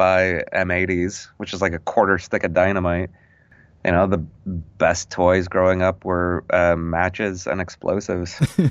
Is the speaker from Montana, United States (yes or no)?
yes; Wolf Point, Montana, United States; I'm not originally from Illinois or the Midwest. I'm from Montana. {S1} Oh. {S0} I was born in Wolf Point, Montana, which is the largest city on the Fort Peck Indian Reservation.